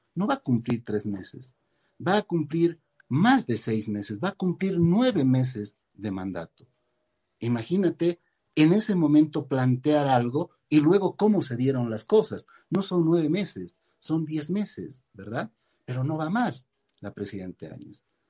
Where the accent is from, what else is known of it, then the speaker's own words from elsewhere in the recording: Bolivia; moved away as an adult; also born or lived in United States / Argentina; salí de, salí de Bolivia, me fui a vivir a Estados Unidos y posteriormente a la Argentina